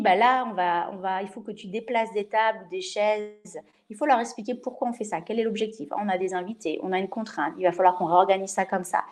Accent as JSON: {"language": "French", "country": "France", "also_born_or_lived": "Switzerland", "said": "je suis française"}